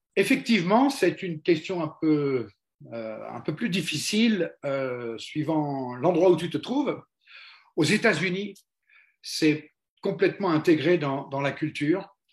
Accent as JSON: {"language": "French", "country": "France", "said": "on est français"}